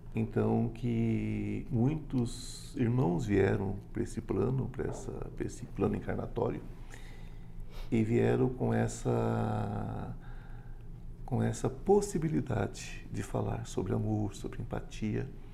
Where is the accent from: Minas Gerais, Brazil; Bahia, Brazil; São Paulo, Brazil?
São Paulo, Brazil; interior of São Paulo state, Brazil; Eu sou paulista do interior